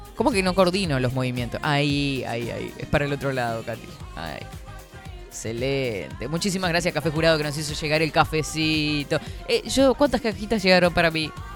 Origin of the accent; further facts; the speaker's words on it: Florida, Uruguay; Soy de Florida